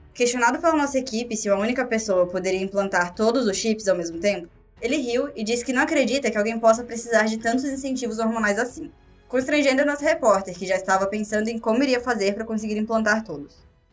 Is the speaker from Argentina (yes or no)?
no; Rio Grande do Sul, Brazil; eu sou do Rio Grande do Sul